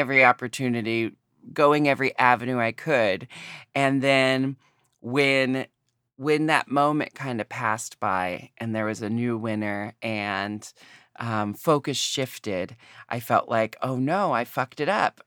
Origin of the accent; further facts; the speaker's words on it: United States; growing up in America